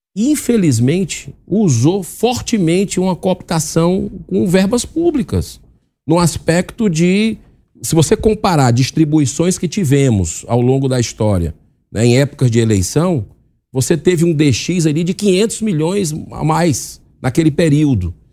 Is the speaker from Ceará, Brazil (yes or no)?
yes; Ceará, Brazil; eu vou falar pelo Ceará, que é a minha terra